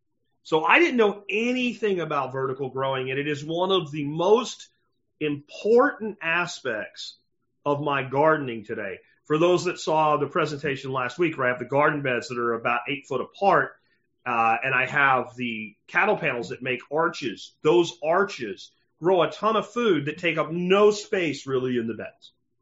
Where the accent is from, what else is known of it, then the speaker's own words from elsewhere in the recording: Pennsylvania, United States; So if I grew up in Pennsylvania, and if I had stayed in central Pennsylvania, and if I was still there today